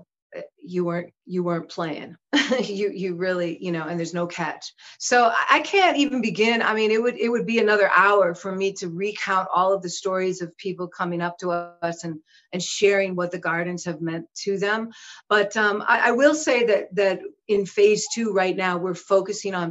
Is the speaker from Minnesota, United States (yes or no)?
yes; Minneapolis, Minnesota, United States; I was born and raised in Minneapolis, but I also lived in the woods